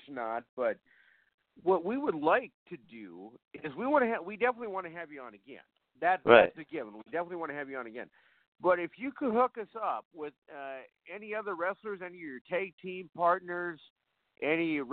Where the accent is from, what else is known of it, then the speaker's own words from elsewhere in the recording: Fargo, North Dakota, United States; I'm from Fargo, North Dakota, the home of the NDSU Bison